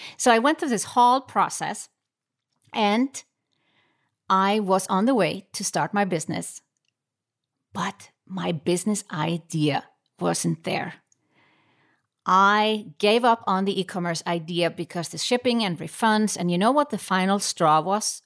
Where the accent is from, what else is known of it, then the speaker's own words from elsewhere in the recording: Iceland; moved away as an adult; now in Switzerland; I found myself in Switzerland, not in my home country, Iceland